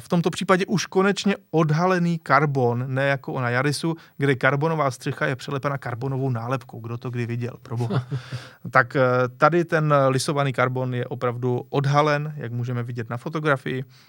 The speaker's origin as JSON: {"language": "Czech", "country": "Czechia", "said": "my třeba jako Češi"}